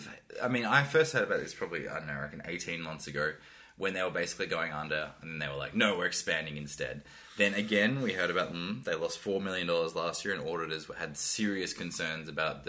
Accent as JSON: {"language": "English", "country": "Australia", "tie": "born or raised there", "also_born_or_lived": "Darwin, Northern Territory / Sunshine Coast, Queensland", "said": "I grew up in Darwin and the Sunshine Coast"}